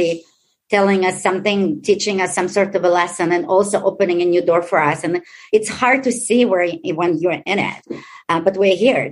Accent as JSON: {"language": "English", "country": "Israel", "tie": "born or raised there", "also_born_or_lived": "Ukraine", "second_language": "English", "moved": "as an adult", "lives_now": "Chicago, United States", "said": "I was born in Ukraine, raised in Israel"}